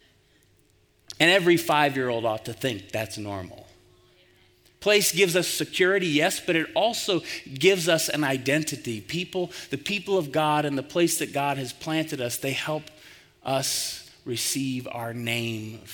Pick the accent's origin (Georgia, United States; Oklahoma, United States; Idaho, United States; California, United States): Oklahoma, United States; Tulsa; now in Colorado Springs, United States; The church that I grew up in Tulsa, Oklahoma